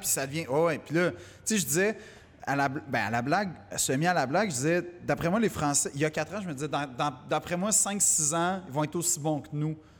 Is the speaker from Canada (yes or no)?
yes; Quebec, Canada; accent: Québécois; mon accent québécois